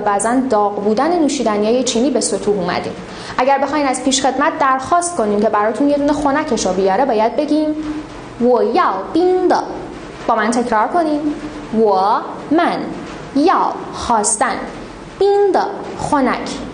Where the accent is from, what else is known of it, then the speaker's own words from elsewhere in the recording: Iran; به عنوان یک ایرانی اصیل